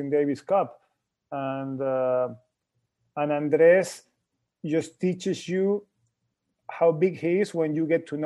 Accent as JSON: {"language": "English", "town": "Guayaquil", "region": "Guayas", "country": "Ecuador", "tie": "born or raised there", "said": "my hometown in Guayaquil."}